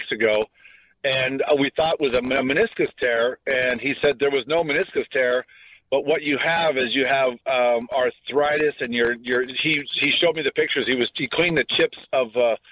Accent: Torrance, California, United States; I grew up in Torrance. I went to West High. I'm a local kid.

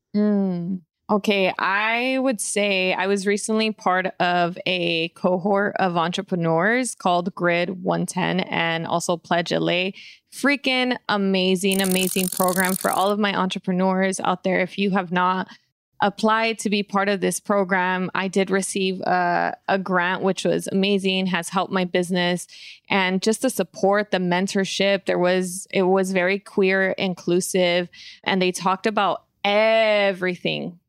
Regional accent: California, United States; growing up, even here in the hood

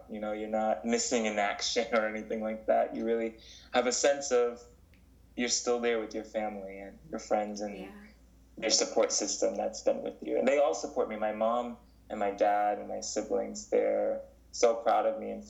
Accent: North Carolina, United States; born there; And uh, when I was born, I was born in North Carolina.

